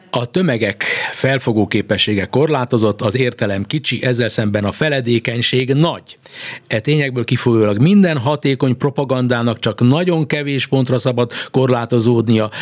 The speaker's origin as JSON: {"language": "Hungarian", "country": "Hungary", "said": "itt nálunk, mi, mi, mi magyarok"}